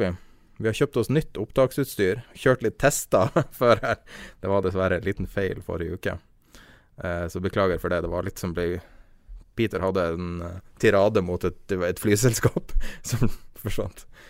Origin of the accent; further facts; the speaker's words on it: Norway; vi er nordmenn